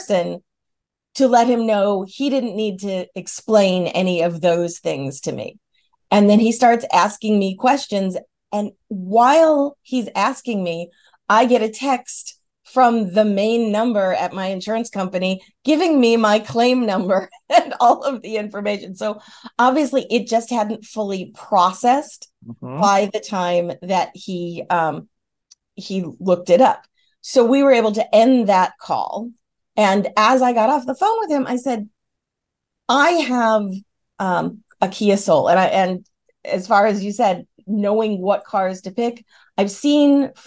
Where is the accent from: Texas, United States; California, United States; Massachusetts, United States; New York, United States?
New York, United States; now in the South, United States; I'm from New York State